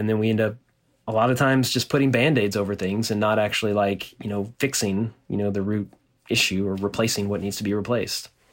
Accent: Nacogdoches, Texas, United States; now in Austin, United States; in my hometown in, in Nacogdoches, Texas, which is a small town in East Texas

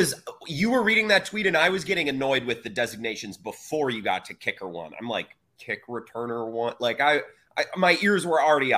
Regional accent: Menominee, United States; He's a fellow Menominee.

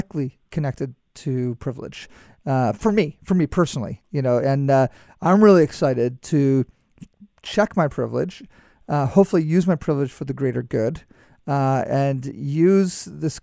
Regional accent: Canada; I'm Canadian

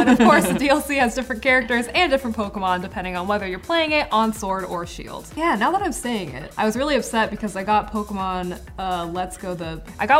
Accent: United States; I'm American

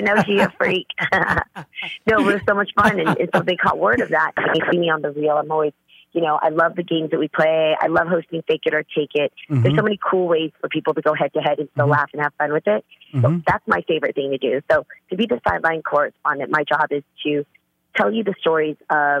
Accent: California, United States; I'm the girl from the Bay, man. I bring it.

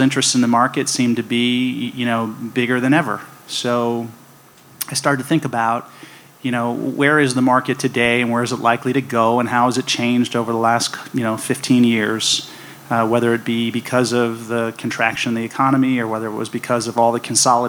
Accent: San Francisco, California, United States; now in Las Vegas, United States; I grew up in San Francisco

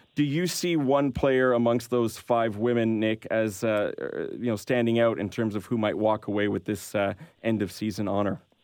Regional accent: Canada; we're Canadian here

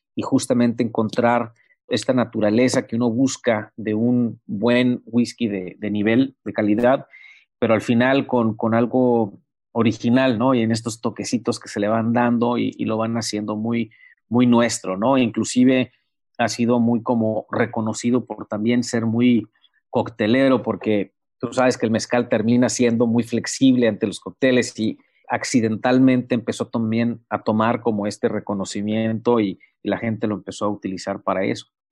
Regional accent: Mexico; also born or lived in Baja California; somos mexicanos

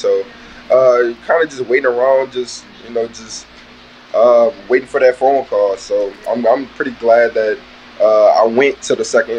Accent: Louisiana, United States; I'm from Louisiana.

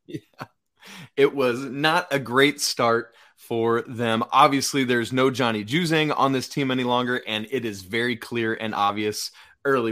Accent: England, United Kingdom; moved away; England, my home country

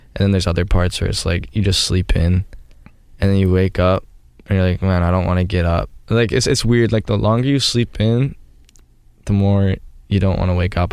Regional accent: Canada; I'm from Canada

